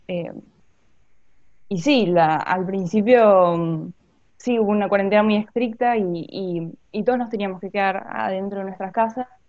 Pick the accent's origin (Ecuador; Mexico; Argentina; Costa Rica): Argentina; Buenos Aires; también soy de Buenos Aires, del Colegio de la Ciudad